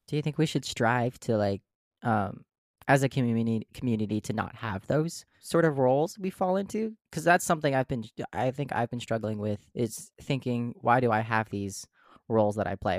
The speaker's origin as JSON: {"language": "English", "town": "Carver", "region": "Minnesota", "country": "United States", "tie": "born or raised there", "said": "I grew up in Carver, Minnesota"}